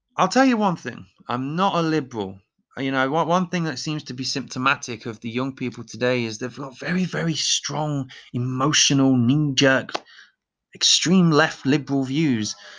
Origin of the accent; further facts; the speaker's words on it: Leicester, East Midlands, United Kingdom; moved away; also born or lived in Dusseldorf; my hometown of Leicester